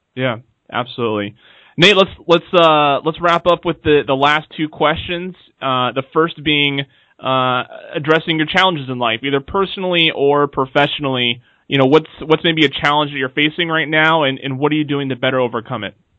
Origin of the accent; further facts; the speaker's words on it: the Northwest, Pacific Northwest, United States; I am from the Northwest